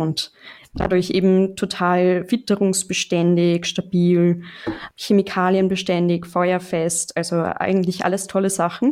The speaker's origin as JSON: {"language": "German", "town": "Mödling", "region": "Lower Austria", "country": "Austria", "tie": "born or raised there", "also_born_or_lived": "Straubing, Germany", "accent": "leichter österreichischer Akzent", "lives_now": "Vienna, Austria", "said": "ich komme ursprünglich aus Mödling"}